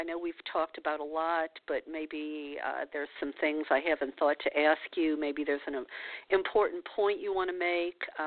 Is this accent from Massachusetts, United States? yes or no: no; New Orleans, Louisiana, United States; moved away; I'm from New Orleans, so and I still have friends there